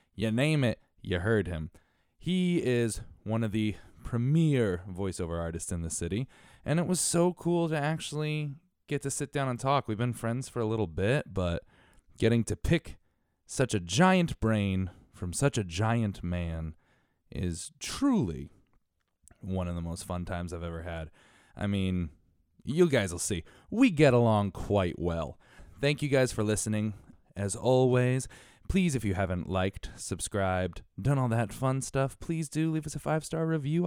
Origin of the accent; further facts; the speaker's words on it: Connecticut, United States; also born or lived in Bridgeport, Connecticut / Stratford, Connecticut; I was born and raised in Connecticut